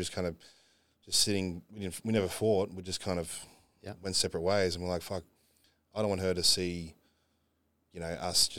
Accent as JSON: {"language": "English", "country": "Australia", "said": "Unfortunately, we got to travel being Aussie, you know."}